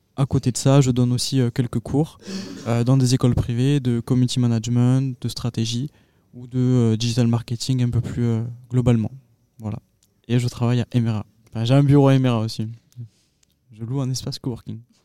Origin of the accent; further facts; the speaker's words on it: Agen, Nouvelle-Aquitaine, France; je suis originaire euh, d'Agen.